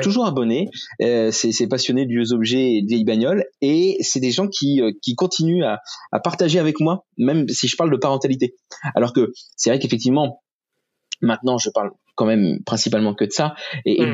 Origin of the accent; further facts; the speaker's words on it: Rouen, Normandy, France; Je suis de Rouen